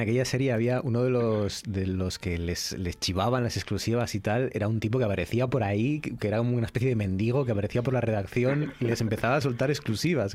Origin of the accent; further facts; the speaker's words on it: Asturias, Spain; los, asturianos, ¿no? Como asturianos